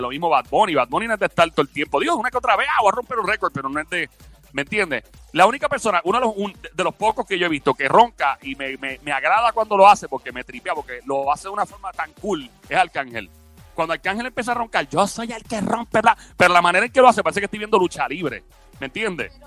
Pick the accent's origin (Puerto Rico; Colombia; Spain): Puerto Rico; hay personas que no son de nuestro país